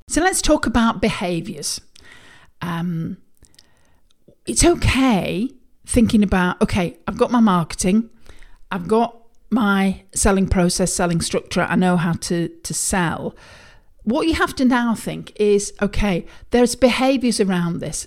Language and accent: English; United Kingdom; I'm a Brit